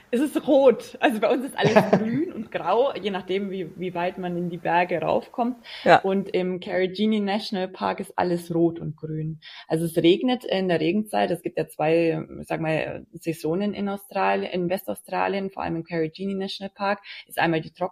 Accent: Bavaria, Germany; und also ich bin ja aus den

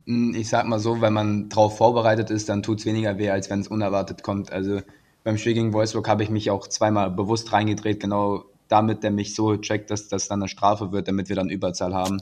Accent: Krefeld, North Rhine-Westphalia, Germany; also born or lived in Salzburg / Iserlohn; Krefeld ist immer meine Heimat gewesen und auch wenn ich in Salzburg oder in Iserlohn war, immer Krefeld war in meinem Herzen

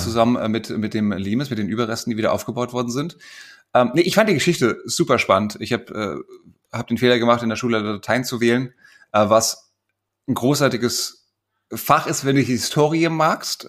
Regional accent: Frankfurt, Hesse, Germany; als Frankfurter Bub

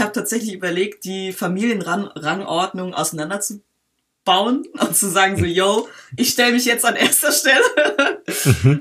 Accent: Berlin, Germany; Ich bin äh, in Berlin geboren und aufgewachsen und mit acht Jahren bin ich in einen Ort gezogen, der heißt Schöne Weide.

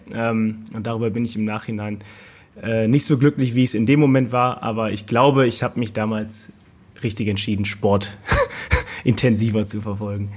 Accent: Mönchengladbach, North Rhine-Westphalia, Germany; moved away as an adult; now in Cologne, Germany; gebürtig komme ich aus Mönchengladbach. Ich bin 2013 zum Rot-Weiß gewechselt nach Köln. Lebe seitdem auch hier in Köln

